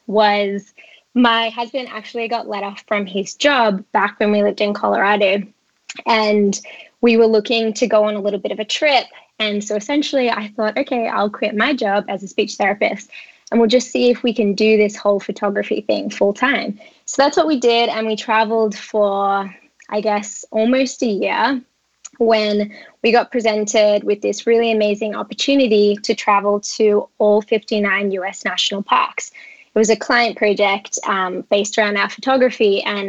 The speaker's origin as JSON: {"language": "English", "country": "Australia", "moved": "yes", "lives_now": "United States", "said": "you can probably tell by my accent, some people are probably thinking, she doesn't sound American. I'm actually Australian, and I moved to the US 5 years ago."}